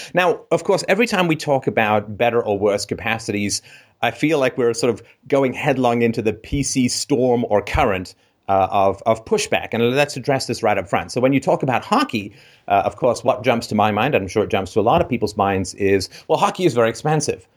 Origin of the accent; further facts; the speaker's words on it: Ireland; I was born in Ireland